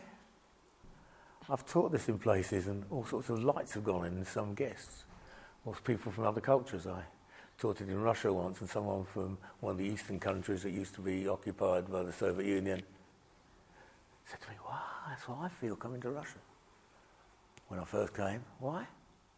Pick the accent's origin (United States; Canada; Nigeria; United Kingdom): United Kingdom; Bedford, East of England; a pastor in an Asian church in my hometown. A visitor from India came to preach in this Asian church in Bedford, where I live